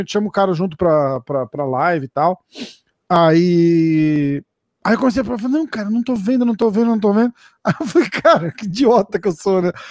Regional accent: Brazil; vai falar de azaração com a gente, a gente é brasileiro, é outro nível de, de, de, de maluquice

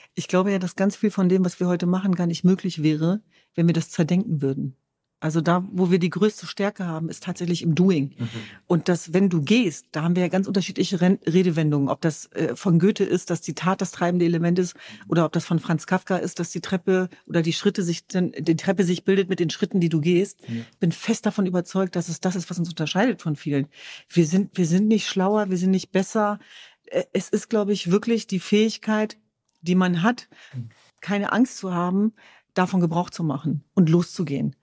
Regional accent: Germany; ich bin äh, Jesidin, ich bin Kurdin, ich bin Deutsch, ich bin Europäerin

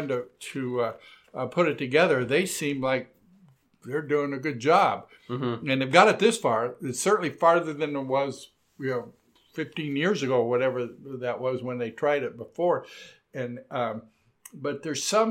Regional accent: Southern California, United States; now in Portland, United States; when I grew up in Southern California, it was in the 50s

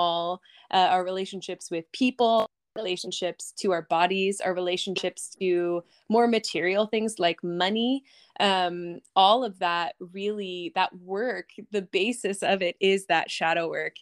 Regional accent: Eastern Shore of Maryland, United States; also born or lived in New York; I currently live on the Eastern Shore of Maryland, the beautiful Eastern Shore, a little slice of paradise where I grew up. And I lived here until I was 18

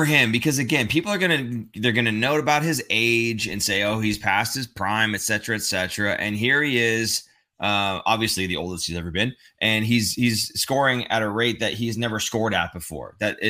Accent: Minnesota, United States; I'm from Minnesota.

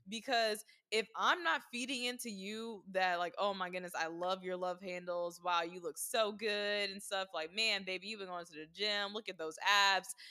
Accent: the South, United States; growing up in the South

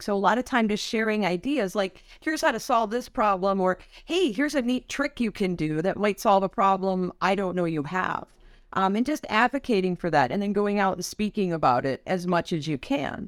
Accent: Wisconsin, United States; I'm from Wisconsin

